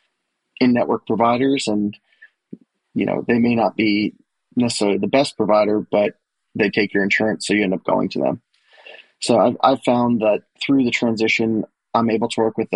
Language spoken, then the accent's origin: English; New York City, New York, United States; moved away as an adult; also born or lived in Delaware; now in Nashville, United States; I'm originally from the New York City area